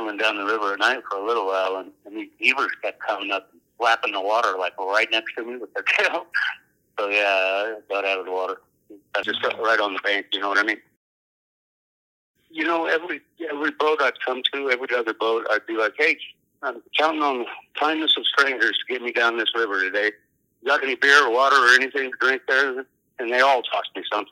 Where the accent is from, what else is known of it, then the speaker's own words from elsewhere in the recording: Moab, Utah, United States; now in Oklahoma City, United States; I was born and raised in Moab, Utah